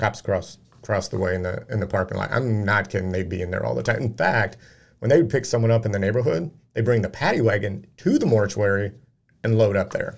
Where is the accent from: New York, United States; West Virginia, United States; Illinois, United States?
Illinois, United States; Peoria; moved away; I moved away from Peoria